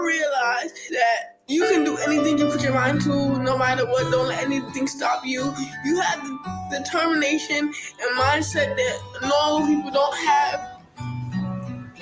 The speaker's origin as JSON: {"language": "English", "town": "New York City", "region": "New York", "country": "United States", "tie": "born or raised there", "said": "born and raised in Brooklyn, New York"}